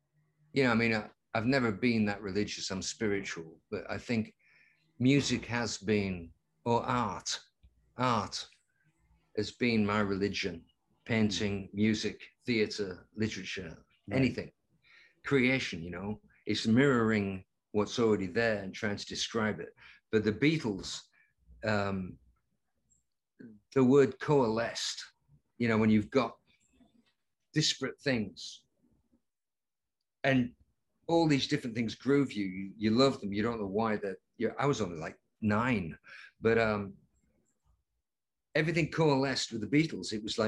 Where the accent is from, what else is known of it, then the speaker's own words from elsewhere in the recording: Lancaster, North West England, United Kingdom; we call them in England. Lancaster, my hometown, is only 70 miles away.